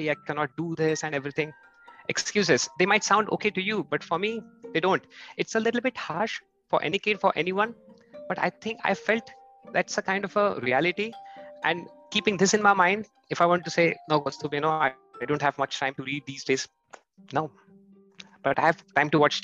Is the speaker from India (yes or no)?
yes; India; moved away as an adult; now in Germany; I am from India, and since last 8 years, I've moved to Germany.